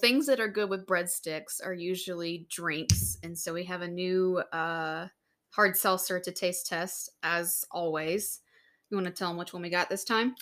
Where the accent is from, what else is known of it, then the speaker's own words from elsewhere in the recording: Louisiana, United States; moved away; back home where we grew up in Louisiana